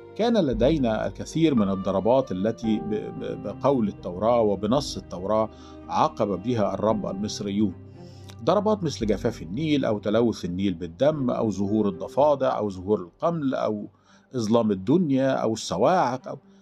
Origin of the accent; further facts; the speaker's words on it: Egypt; عندنا في مصر